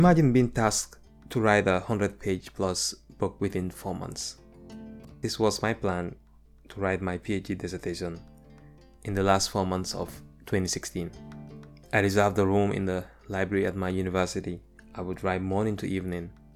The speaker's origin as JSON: {"language": "English", "country": "Gambia", "tie": "born or raised there", "moved": "as an adult", "lives_now": "United States", "said": "my experiences growing up in the Gambia"}